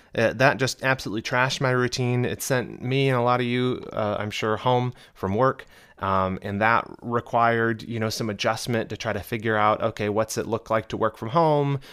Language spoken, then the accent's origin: English; United States; accent: American; I'm in America, obviously, as you can tell by my beautiful American accent